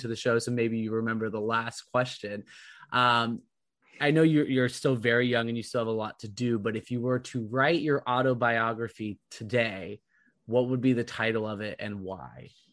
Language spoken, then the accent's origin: English; California, United States; also born or lived in Providence; now in Boston, United States; I grew up in California